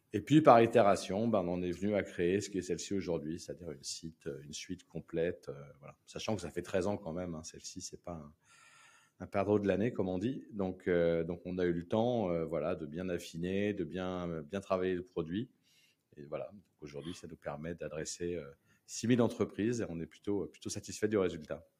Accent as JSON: {"language": "French", "town": "Paris", "region": "Île-de-France", "country": "France", "tie": "born or raised there", "moved": "as an adult", "lives_now": "La Rochelle, France", "said": "je suis né à Paris. Hein. Je suis né dans le 15e. Euh, j'ai vécu euh, jusqu'à 35 ans à Paris"}